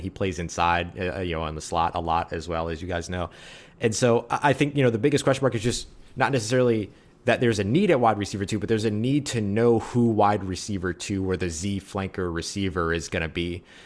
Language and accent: English; New Orleans, Louisiana, United States; I was born and raised in New Orleans